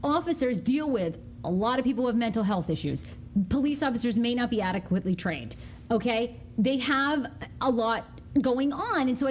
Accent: Maine, United States; now in Washington, D.C., United States; I grew up in Maine.

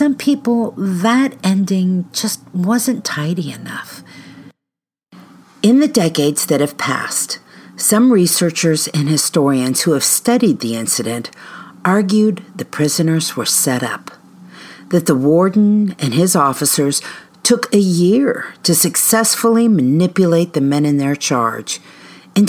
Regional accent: Barberton, Ohio, United States; my hometown, Barberton, Ohio.

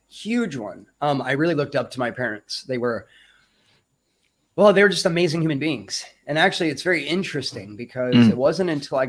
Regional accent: Lake of the Ozarks, Missouri, United States; moved away as an adult; also born or lived in Kalamazoo, Michigan / Denver, Colorado; now in Thailand; I was born in Kalamazoo, Michigan, actually. But I moved out of there at a very young age, and spent most of my time in Missouri, actually, Lake of the Ozarks, Missouri. So I lived out in the woods and on farms and things like that.

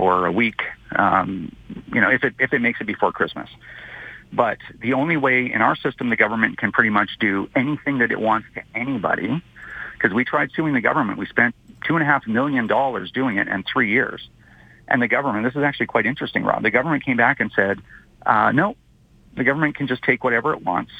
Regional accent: Canada; as a Canadian

